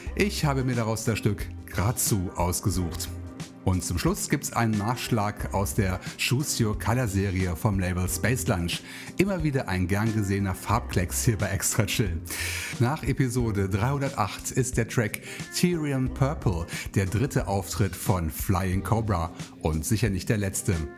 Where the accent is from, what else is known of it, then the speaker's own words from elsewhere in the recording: southern Voreifel, North Rhine-Westphalia, Germany; now in Bonn, Germany; Es geht zurück zu meinen Wurzeln in die südliche Voreifel in mein Heimatdorf